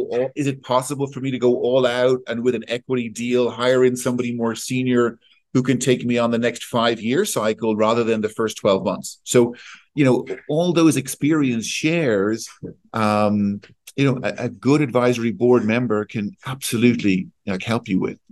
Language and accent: English; Ireland; also born or lived in Switzerland; now in London, United Kingdom; I'm Irish. I live between London and Switzerland.